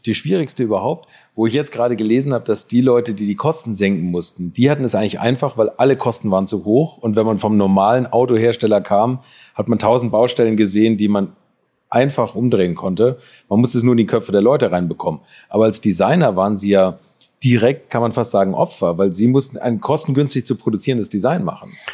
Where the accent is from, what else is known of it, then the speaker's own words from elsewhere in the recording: Hamburg, Germany; Ich komme aus Hamburg